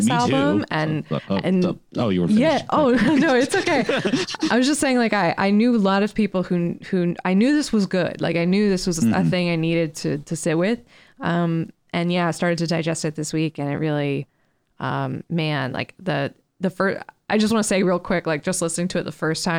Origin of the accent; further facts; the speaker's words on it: Dayton, Ohio, United States; I grew up in Dayton, Ohio